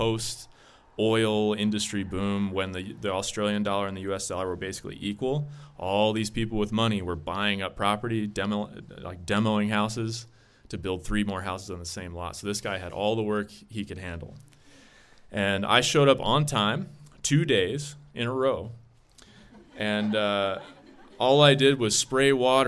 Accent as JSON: {"language": "English", "town": "Kansas City", "region": "Missouri", "country": "United States", "tie": "born or raised there", "said": "I'm from Kansas City, Missouri. And I grew up about 2 minutes from Kauffman Stadium"}